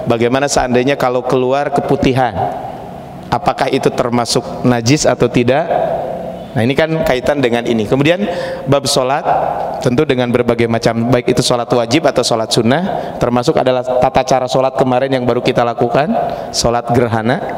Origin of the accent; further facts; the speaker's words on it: Pacet, West Java, Indonesia; kalau saya berasal dari Kabupaten Bandung, Ciparai ke atas, tepatnya di daerah Desa Maruyung, Kecamatan Pacet, sekitar 15 kilo ke atas itu ada namanya di Ciberem